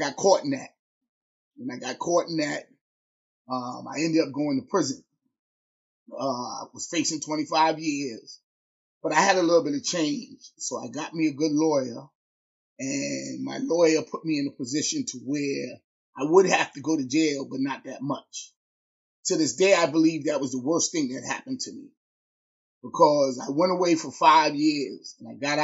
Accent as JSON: {"language": "English", "region": "New York", "country": "United States", "tie": "born or raised there", "said": "growing up in New York and having a vast amount of different ethnic backgrounds"}